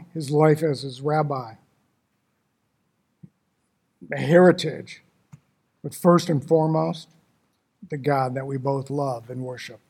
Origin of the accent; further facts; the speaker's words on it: Detroit, Michigan, United States; I was born and raised in Detroit, Michigan, a long time ago.